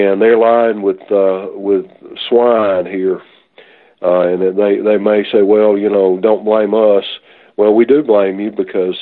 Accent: the South, United States; we grew up here in the South

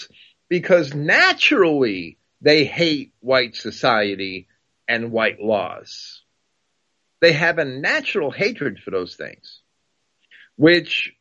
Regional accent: United States; a kid growing up in New Jersey and New York

